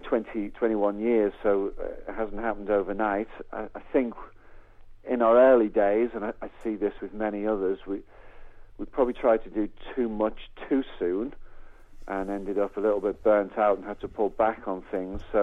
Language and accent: English; the Wirral, North West England, United Kingdom; moved away as an adult; also born or lived in Birkenhead; now in Cambridge, United Kingdom; We were born and bred in the Wirral